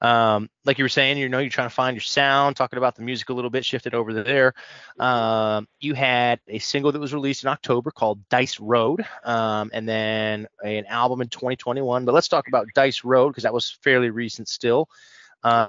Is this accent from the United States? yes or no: yes; Midwest, United States; also born or lived in Nashville, Tennessee; now in Chicago, United States; The Midwest is my home